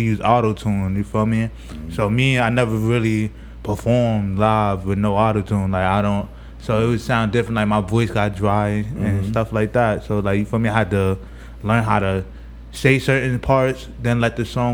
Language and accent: English; New York City, New York, United States; I'm from Brownsville. Oh, but you feel me, I've been all over Brooklyn, but I really originate from Brownsville.